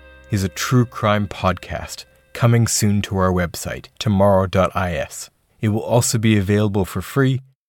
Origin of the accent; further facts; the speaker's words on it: Canada; now in United Kingdom; I'm a Canadian reporter based in the United Kingdom.